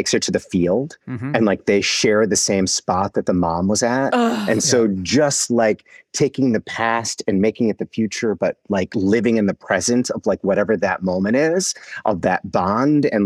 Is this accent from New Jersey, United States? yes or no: no; Wisconsin, United States; now in New York, United States; I'm from Wisconsin originally, even though I live in New York right now